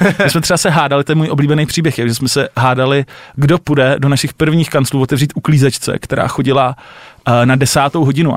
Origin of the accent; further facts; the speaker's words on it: Czechia; my jako Češi